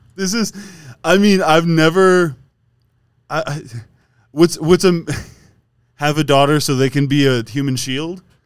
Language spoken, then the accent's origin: English; Wisconsin, United States; we're both from Wisconsin